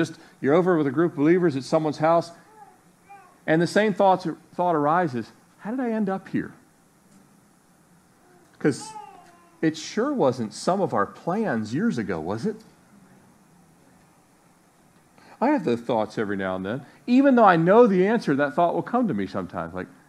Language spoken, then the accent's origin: English; Annapolis, Maryland, United States; also born or lived in Miami; Jeff grew up in Vegas. I grew up in Annapolis / Miami.